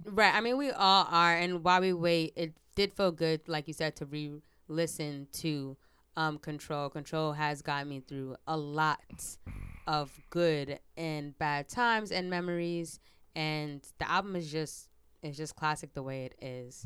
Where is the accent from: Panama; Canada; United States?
United States; Teaneck, New Jersey